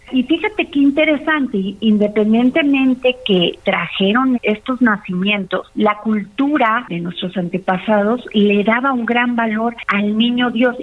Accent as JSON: {"language": "Spanish", "country": "Mexico"}